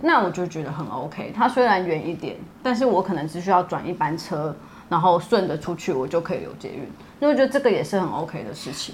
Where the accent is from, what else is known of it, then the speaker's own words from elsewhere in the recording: Chiayi, Taiwan; moved away; 我是嘉义人，所以我有可能周末要回嘉义